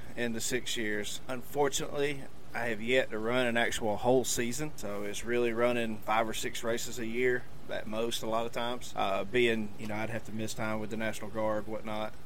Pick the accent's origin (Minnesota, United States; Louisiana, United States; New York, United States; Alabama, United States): Alabama, United States; Kinston; raised in Kinston, Alabama. Live there now